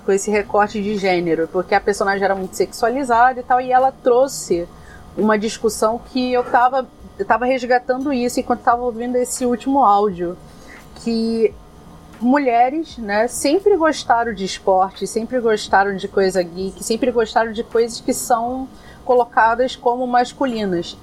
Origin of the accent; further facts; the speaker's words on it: Rio de Janeiro, Brazil; accent: carioca; caso meu sotaque não tenha entregado é, que eu sou carioca